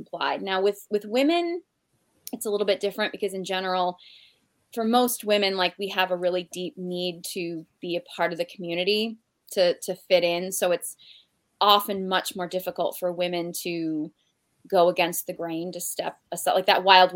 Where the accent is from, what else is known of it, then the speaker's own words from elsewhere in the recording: Boston, Massachusetts, United States; I'm from Boston